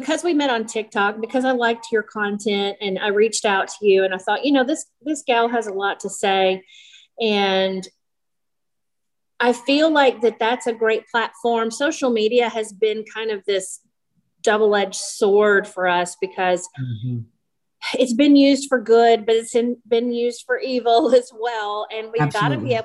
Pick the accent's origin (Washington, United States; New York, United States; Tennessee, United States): Tennessee, United States; West; When I was a little girl, I grew up in West Tennessee in a really small town